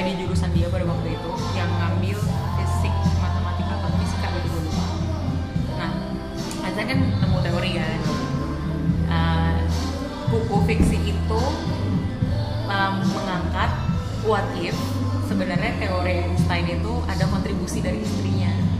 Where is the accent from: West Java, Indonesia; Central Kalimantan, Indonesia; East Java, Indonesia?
West Java, Indonesia; Depok; Saya sebagai warga Depok